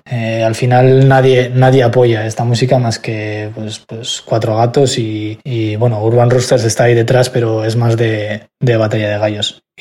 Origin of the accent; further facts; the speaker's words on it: Logroño, La Rioja, Spain; soy de Logroño